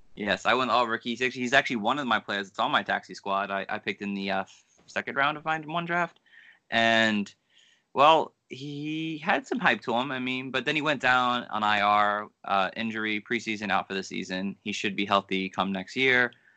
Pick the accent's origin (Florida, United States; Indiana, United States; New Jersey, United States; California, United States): New Jersey, United States; I'm from Jersey